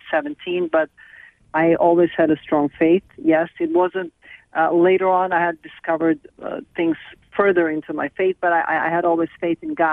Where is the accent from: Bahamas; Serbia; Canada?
Serbia; moved away as an adult; also born or lived in United States / Miami; I'm from Yugoslavia as I grew up there, but now it's been a while. The country has been split apart, so I'm Serbian.